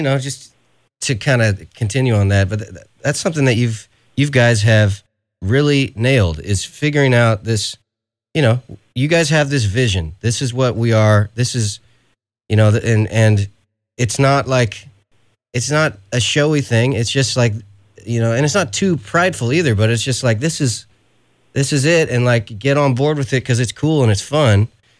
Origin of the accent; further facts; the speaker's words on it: California, United States; let's not forget, I'm from California